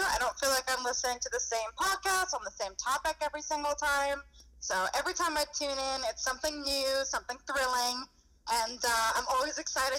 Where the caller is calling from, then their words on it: Copiague, New York, United States; I'm from Copac, New York, Long Island.